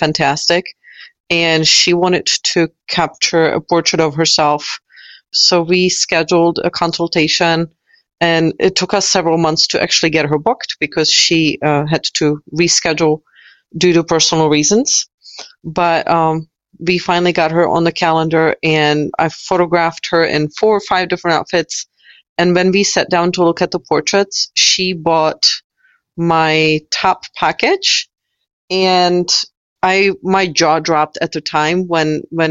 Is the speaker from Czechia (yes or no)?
yes; Czechia; now in United States; I'm originally from the Czech Republic. So I've lived in the United States for 20 years.